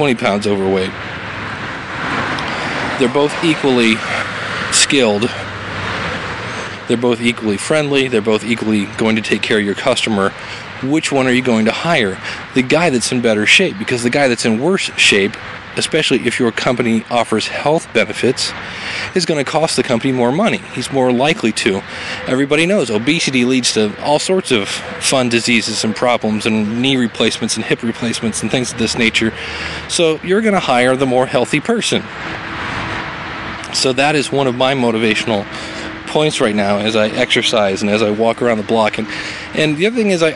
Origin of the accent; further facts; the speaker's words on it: Ohio, United States; I'm from Ohio